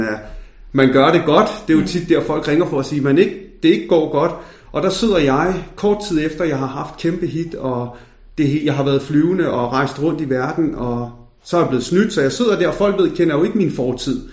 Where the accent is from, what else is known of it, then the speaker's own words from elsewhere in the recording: Denmark; Jeg følte ikke, at jeg blev øh, accepteret som dansk